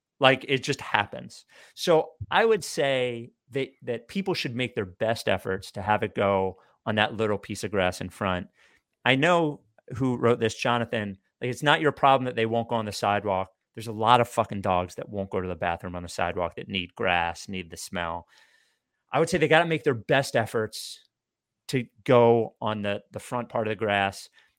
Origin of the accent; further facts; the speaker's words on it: Jackson, Mississippi, United States; I grew up in Jackson, Mississippi, where as early as I can remember, I was devastated that my state didn't have a professional sports team.